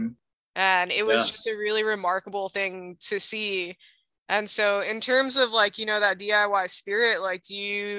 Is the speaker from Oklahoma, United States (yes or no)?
no; Hawaii, United States; growing up in Hawaii and growing up in the Hawaii punk rock scene